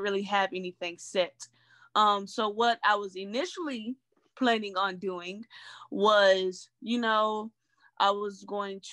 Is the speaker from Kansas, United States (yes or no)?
no; Knoxville, Tennessee, United States; moved away as an adult; now in Lexington, United States; I'm from Knoxville, Tennessee, born and raised